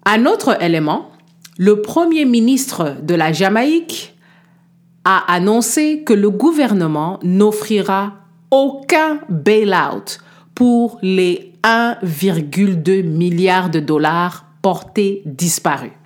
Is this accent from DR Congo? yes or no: yes; DR Congo; chez moi en République démocratique du Congo